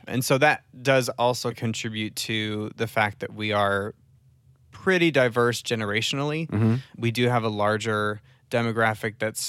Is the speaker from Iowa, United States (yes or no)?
yes; Iowa, United States; So I grew up in Central Iowa.